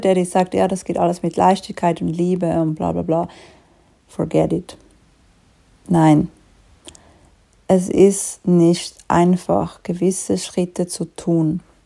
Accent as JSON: {"language": "German", "country": "Switzerland", "said": "wie du vielleicht schon ein bisschen raushörst, ich komme aus der Schweiz"}